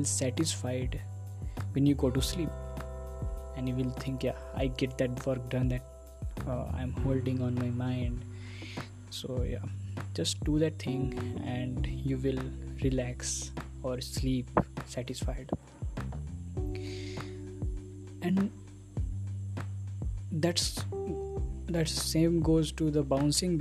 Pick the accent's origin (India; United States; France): India; first language Hindi; English is a second language; I am from India